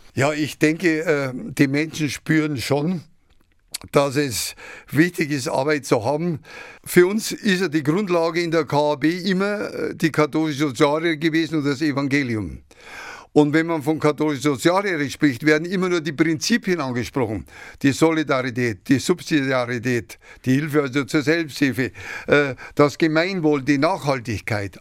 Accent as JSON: {"language": "German", "town": "Ingolstadt", "region": "Bavaria", "country": "Germany", "tie": "born or raised there", "also_born_or_lived": "Mährisch Schönberg (Šumperk), Czech Republic", "said": "Ich bin ein Sudetenländer, mit fünf Jahren nach Etting gekommen, mhm. stammend aus dem Altvatergebirge, aus Merisch-Schönberg und habe also meine Jugend in Etting erlebt"}